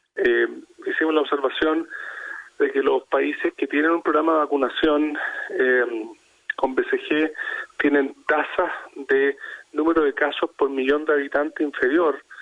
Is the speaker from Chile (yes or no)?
yes; Chile; en nuestro caso Chile